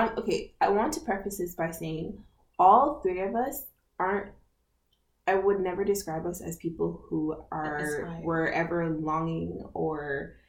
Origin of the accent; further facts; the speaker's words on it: Jamaica; now in Canada; where I grew up in Jamaica